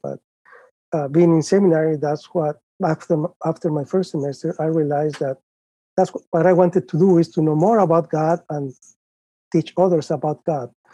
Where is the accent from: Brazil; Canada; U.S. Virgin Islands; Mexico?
Mexico; Guadalajara, Jalisco; moved away; I was born and raised in Guadalajara, Mexico